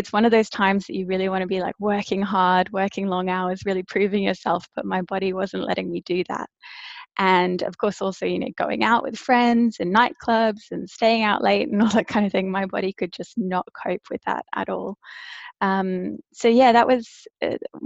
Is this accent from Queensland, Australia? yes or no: yes; Brisbane, Queensland, Australia; also born or lived in South Africa; now in London, United Kingdom; I grew up in Brisbane in Australia